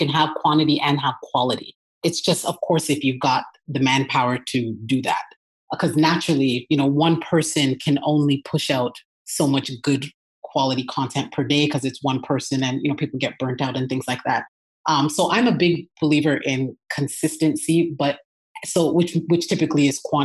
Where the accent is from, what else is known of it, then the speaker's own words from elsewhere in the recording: Toronto, Ontario, Canada; moved away as an adult; now in Atlanta, United States; I'm originally from Toronto, Canada